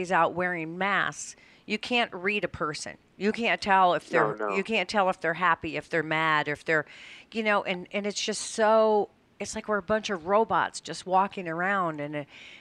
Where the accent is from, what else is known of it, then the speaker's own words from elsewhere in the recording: Colorado, United States; I grew up in Colorado